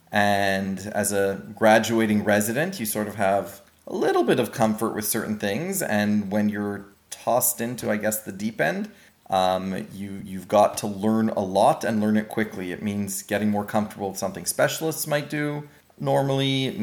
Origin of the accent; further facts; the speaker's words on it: Israel; moved away as an adult; also born or lived in Montreal, Canada; now in Sioux Lookout, Canada; I grew up in Israel, and then I, I was born in Montreal, grew up in Israel, and then moved back to Montreal for for education uh, from undergrad and medical school, and I had a very close connection with uh, with my Jewish community, both in Israel and in Montreal.